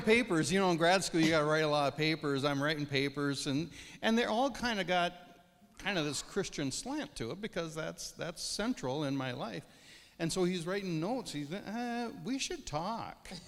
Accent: Verndale, Minnesota, United States; also born or lived in Pine River; I grew up in Verndale, farm kid

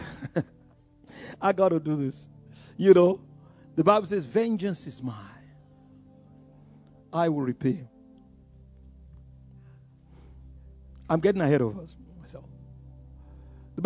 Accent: Yorubaland, Nigeria; I grew up in Yoruba land. We are wonderful people

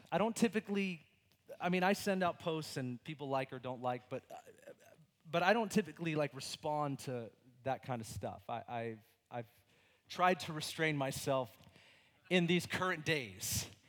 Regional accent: United States; my freedom as an American

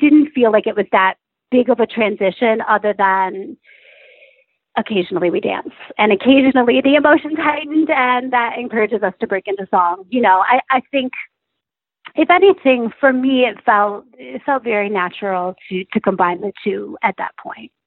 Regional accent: Chelsea, Michigan, United States; I grew up in Chelsea, Michigan, which is actually a very artistic community

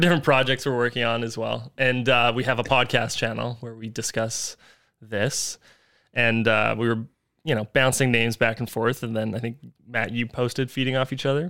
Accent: North Vancouver, British Columbia, Canada; I am from North Vancouver, British

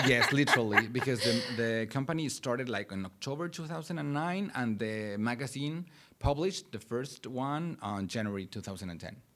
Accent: Puebla, Mexico; English is a second language; moved away as an adult; now in Oklahoma, United States; I grew up in Mexico. I'm from Mexico. Eh, my hometown is Puebla City.

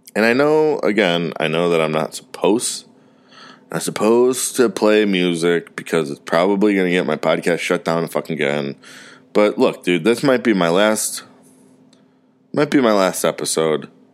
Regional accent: Parma, Ohio, United States; now in Mooresville, United States; I was from Cleveland, from Parma

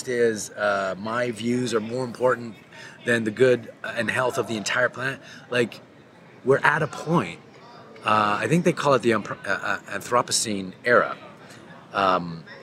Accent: Canada; I'm a Canadian

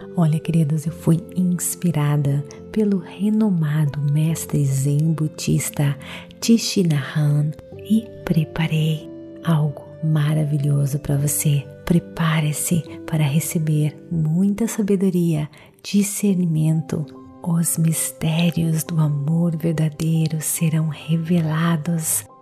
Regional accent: Brazil; Eu sou brasileira

